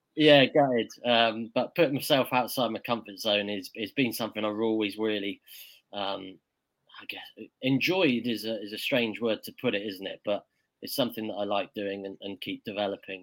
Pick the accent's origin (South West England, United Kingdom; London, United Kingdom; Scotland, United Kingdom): South West England, United Kingdom; Weymouth; I'm from Weymouth in Dorset, down on the south coast of England